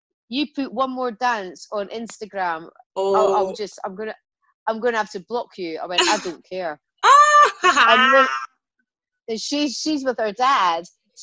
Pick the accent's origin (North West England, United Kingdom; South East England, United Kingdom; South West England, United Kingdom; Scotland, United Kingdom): Scotland, United Kingdom; But, you know, I'm Scottish, man. I was like, I will fight this.